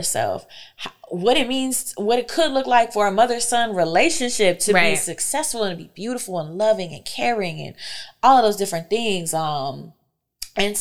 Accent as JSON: {"language": "English", "town": "Fayetteville", "region": "North Carolina", "country": "United States", "tie": "born or raised there", "moved": "as an adult", "lives_now": "Detroit, United States", "said": "I'm from Fayetteville, North Carolina."}